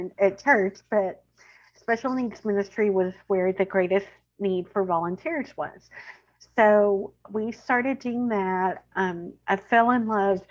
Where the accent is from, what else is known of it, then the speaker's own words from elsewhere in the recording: Central Texas, United States; accent: twang; You are going to hear my twang. I'm from Central Texas. I live there with my husband. I have two adult children and a dog. I am a lifelong Texan